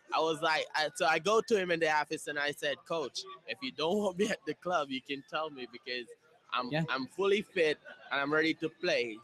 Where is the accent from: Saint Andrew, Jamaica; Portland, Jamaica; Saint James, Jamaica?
Saint James, Jamaica; Montego Bay; now in Indianapolis, United States; I'm from Jamaica, and I'm from Montego Bay in Jamaica